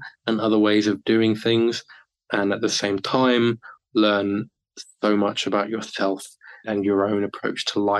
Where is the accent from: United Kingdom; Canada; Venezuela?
United Kingdom; moved away as an adult; now in Japan; when I eventually do go back to the UK